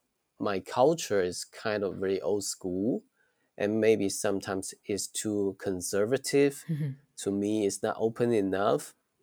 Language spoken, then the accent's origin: English; Shantou, Guangdong, China; English is a second language; Yeah, I was born and raised in a city, small city named Shantou. We said it's small because the population only 3 million people.